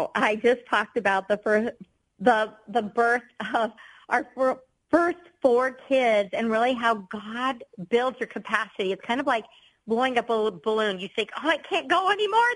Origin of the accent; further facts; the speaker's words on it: Colorado, United States; moved away as an adult; also born or lived in Indianapolis; I was born and raised in Colorado